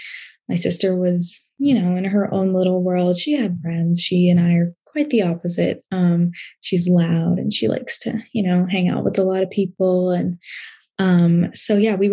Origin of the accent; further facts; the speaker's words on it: Portland, Oregon, United States; I was born in Portland, Oregon